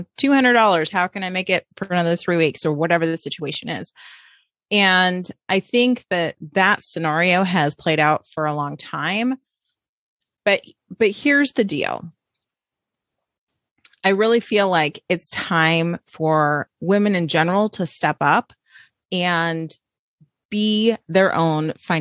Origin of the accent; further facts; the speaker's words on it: Orange County, California, United States; I grew up in Orange County, California.